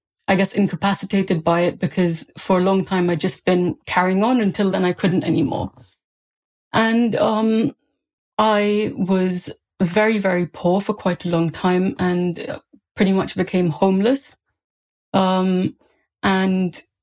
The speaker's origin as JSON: {"language": "English", "country": "India", "tie": "born or raised there", "moved": "yes", "lives_now": "United Kingdom", "said": "I grew up in India during a rape crisis."}